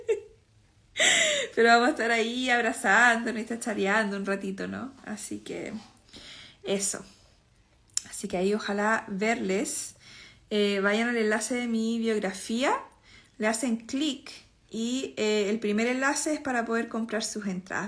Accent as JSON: {"language": "Spanish", "country": "Chile", "moved": "as an adult", "said": "hace 10 años que no, vivo en Chile"}